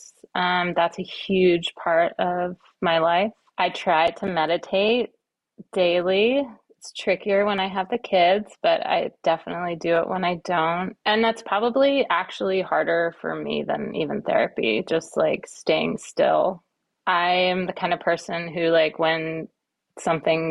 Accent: Kauai, Hawaii, United States; moved away as an adult; also born or lived in Western Massachusetts / East Coast; now in California, United States; I was born on the East Coast in Western Mass. And then when I was in like the third grade, I think, we moved to Hawaii

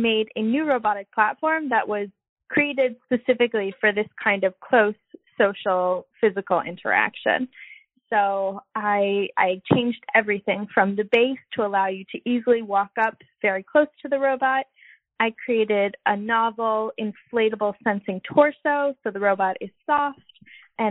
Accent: Milwaukee, Wisconsin, United States; moved away as an adult; also born or lived in Philadelphia, Pennsylvania; now in Stuttgart, Germany; I grew up in Milwaukee, Wisconsin

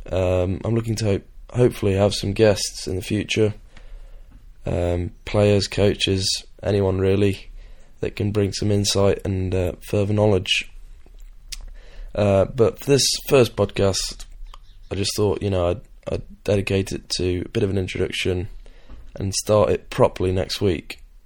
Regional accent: England, United Kingdom; I'm English

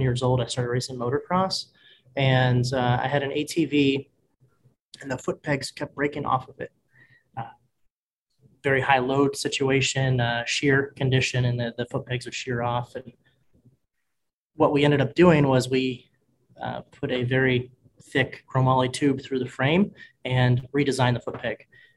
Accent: Northeast Ohio, United States; I was born and raised in Ohio, Northeast Ohio.

